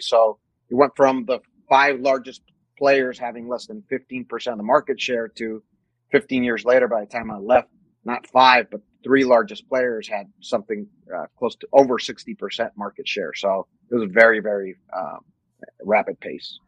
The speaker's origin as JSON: {"language": "English", "country": "Mexico", "tie": "born or raised there", "also_born_or_lived": "New Mexico", "moved": "as an adult", "lives_now": "United States", "said": "I actually was born and raised in Mexico. I lived in Mexico till I was 18 years old."}